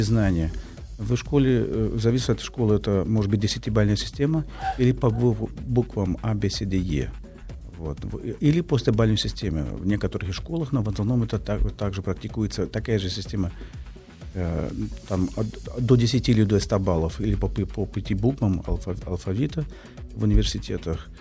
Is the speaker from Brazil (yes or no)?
yes; Brazil